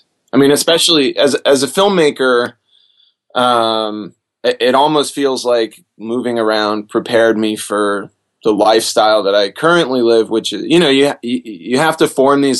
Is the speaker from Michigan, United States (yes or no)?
yes; Detroit, Michigan, United States; born there; also born or lived in Lexington / Augusta / Anniston / Kingsland; Well, I was born in Detroit, and then I moved to Lexington, Kentucky, where my dad was finishing college, and then Augusta, Georgia, Anniston, Alabama, Kingsland, Georgia, Concord, California